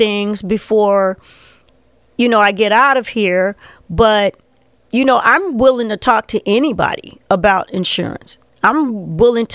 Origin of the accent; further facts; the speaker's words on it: Chicago, Illinois, United States; also born or lived in Englewood, Chicago / Edgewater, Chicago / Uptown, Chicago; I was pretty much raised in Woodlawn, you know. So, Englewood was my last known address, but I'm a Woodlawn. I consider myself a Woodlawn baby